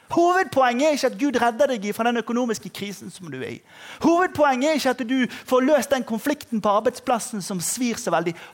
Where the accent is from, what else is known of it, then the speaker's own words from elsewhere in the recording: Agder, Norway; Og så skal vi være tro, trofast mot det at vi er sørlendinger